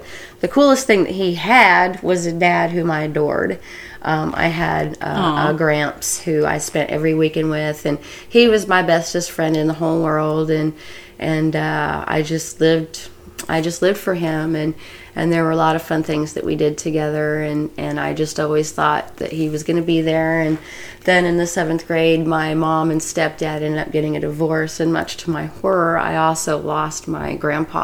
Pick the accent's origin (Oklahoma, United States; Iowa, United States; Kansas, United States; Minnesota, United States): Kansas, United States; Wichita; I was born in 1970 in Wichita, Kansas